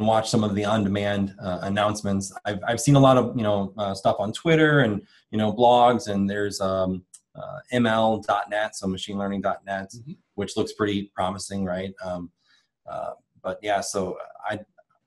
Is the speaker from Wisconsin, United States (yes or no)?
yes; Wisconsin, United States; I'm from Wisconsin